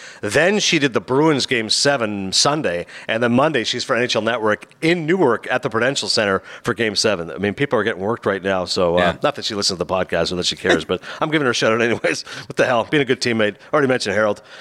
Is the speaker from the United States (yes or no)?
no; Kingston, Ontario, Canada; also born or lived in Toronto; I was born in Toronto. I grew up in Kingston a few hours away.